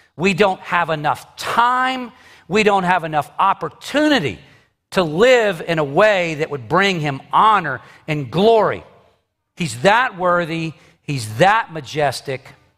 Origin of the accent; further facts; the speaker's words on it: United States; I am an American citizen